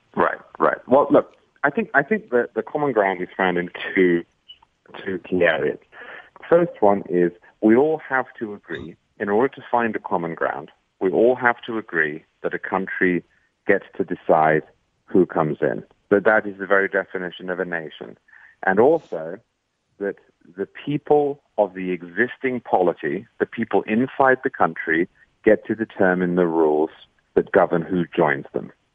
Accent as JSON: {"language": "English", "region": "England", "country": "United Kingdom", "moved": "as an adult", "lives_now": "United States", "said": "I was not from a hellhole. I was from England."}